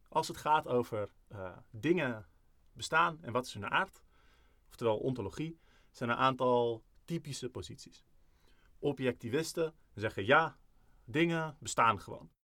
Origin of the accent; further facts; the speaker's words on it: Netherlands; wij zijn Nederlanders. Misschien is niet, voelt niet iedereen zich Nederlander die luistert, maar, eh, ik bijvoorbeeld wel.